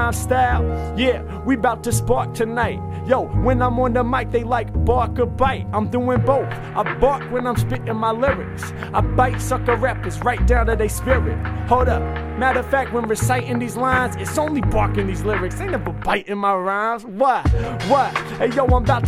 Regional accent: Portland, Oregon, United States; now in Los Angeles, United States; I'm born and raised in Portland

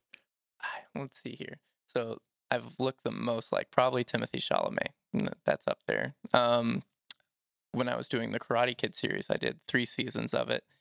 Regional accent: Georgia, United States; I grew up here in Georgia

